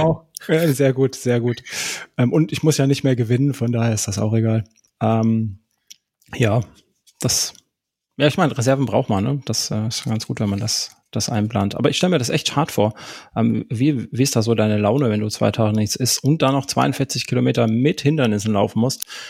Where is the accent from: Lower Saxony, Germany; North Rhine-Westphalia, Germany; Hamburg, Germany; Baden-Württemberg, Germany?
Baden-Württemberg, Germany; Karlsruhe; moved away; Meine Heimat, da komme ich her, gebürtig.